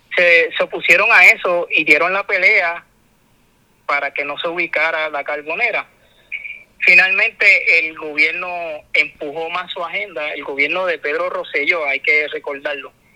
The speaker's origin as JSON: {"language": "Spanish", "country": "Puerto Rico"}